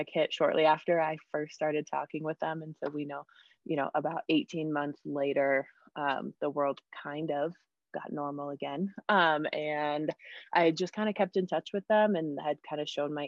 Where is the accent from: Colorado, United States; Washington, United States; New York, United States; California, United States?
Colorado, United States; Denver; moved away as an adult; also born or lived in West Virginia; I'm from Denver